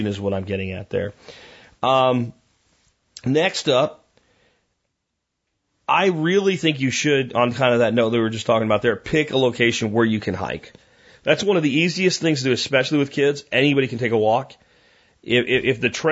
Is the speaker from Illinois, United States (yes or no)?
no; Pennsylvania, United States; now in Texas, United States; I even grew up in Pennsylvania.